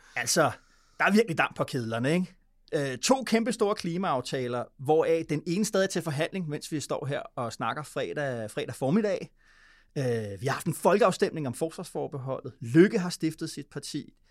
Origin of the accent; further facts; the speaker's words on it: Denmark; som dansker